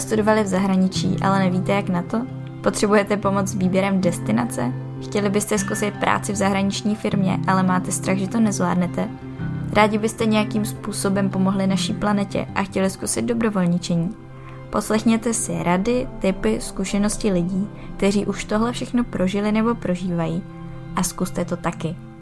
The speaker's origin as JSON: {"language": "Czech", "country": "Czechia", "said": "jako Češi"}